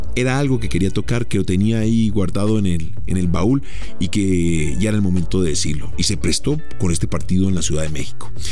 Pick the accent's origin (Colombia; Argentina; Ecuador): Colombia